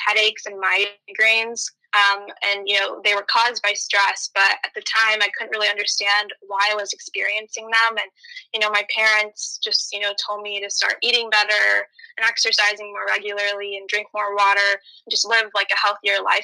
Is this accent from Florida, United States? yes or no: no; Novi, Michigan, United States; I grew up in Nova, Michigan, which is exactly where Zoe's from as well